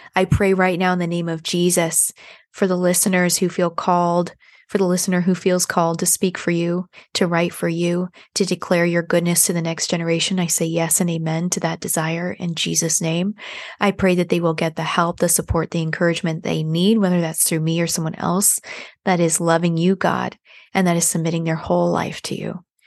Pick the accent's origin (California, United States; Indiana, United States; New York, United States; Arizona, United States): California, United States; San Diego; now in Nashville, United States; I'm actually from San Diego, um, and I live in Nashville now